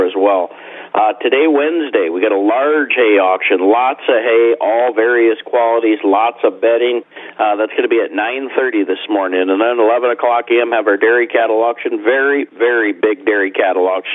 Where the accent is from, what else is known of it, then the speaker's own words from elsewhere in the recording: Wisconsin, United States; moved away as an adult; also born or lived in Missouri; I grew up in Wisconsin, then ended up moving to Missouri